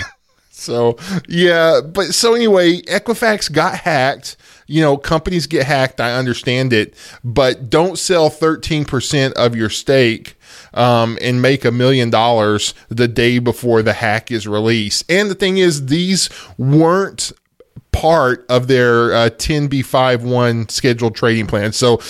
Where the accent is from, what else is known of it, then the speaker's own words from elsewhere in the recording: United States; You know, okay, we're American citizens. So the government has our data. That's just the thing of being an American citizen.